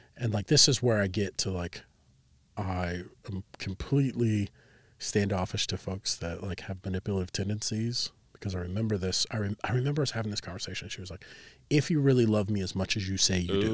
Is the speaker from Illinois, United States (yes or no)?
yes; Chicago, Illinois, United States; also born or lived in Plainfield, Illinois; now in Cedar Rapids, United States; we moved from the Chicagoland area out to the suburb of Chicago out in Plainfield